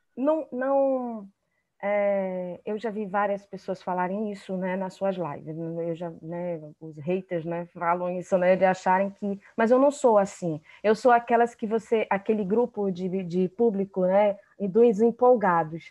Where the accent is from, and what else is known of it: Amazonas, Brazil; also born or lived in Rio de Janeiro